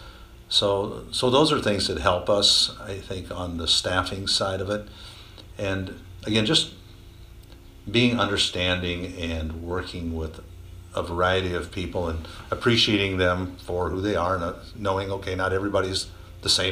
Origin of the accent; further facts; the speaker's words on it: Monticello, Iowa, United States; I grew up in this area. I grew up over in the Monticello area